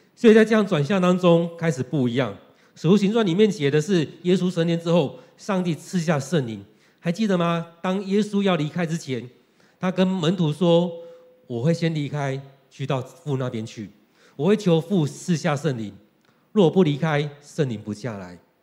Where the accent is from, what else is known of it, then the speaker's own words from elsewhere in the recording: Taiwan; 用我们台湾人来讲的话，就是从台北到全台湾